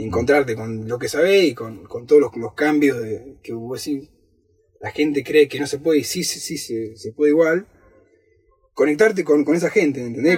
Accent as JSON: {"language": "Spanish", "town": "Rosario", "region": "Santa Fe", "country": "Argentina", "moved": "yes", "said": "yo soy de Rosario, hincha de Newell"}